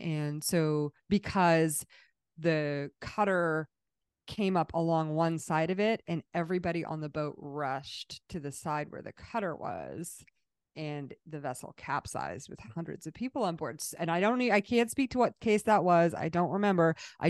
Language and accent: English; Massachusetts, United States; born there; I was born in Massachusetts.